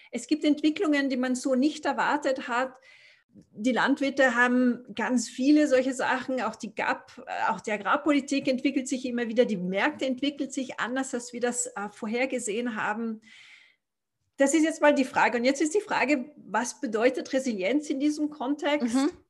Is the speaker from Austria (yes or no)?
yes; Austria; also born or lived in Africa; Zu mir, also ich bin Österreicher, bin schon in Österreich geboren, aber ich habe einen etwas bewegten Hintergrund, nachdem ich in Afrika aufgewachsen bin.